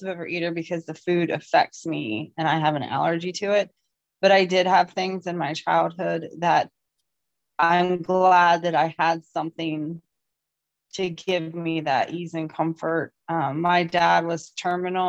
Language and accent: English; Ohio, United States; I am from Ohio.